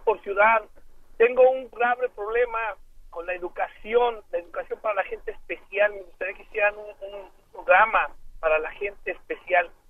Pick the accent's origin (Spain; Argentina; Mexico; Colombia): Mexico; moved away; soy mexicano